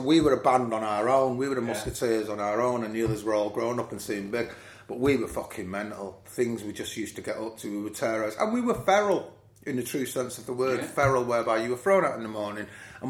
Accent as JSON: {"language": "English", "town": "Nottingham", "region": "East Midlands", "country": "United Kingdom", "tie": "born or raised there", "said": "I grew up around City's Ground, so I used to mine cars, I used to deliver papers."}